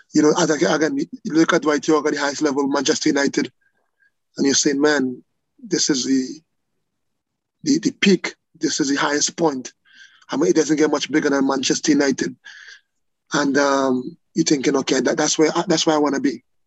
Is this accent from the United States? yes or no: no; Trinidad & Tobago; moved away; growing up in Trinidad